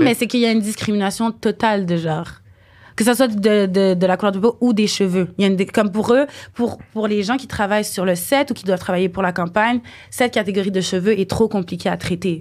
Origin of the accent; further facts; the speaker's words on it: Montreal, Quebec, Canada; je suis née ici, à Montréal